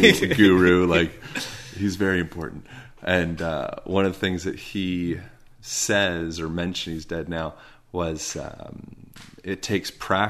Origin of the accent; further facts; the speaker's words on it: Spain; English is a second language; I'm like, I'm from Spain. I promise I'm not from the United States, you know, but going into that environment where, okay, everything is so different. No one is speaking my native language.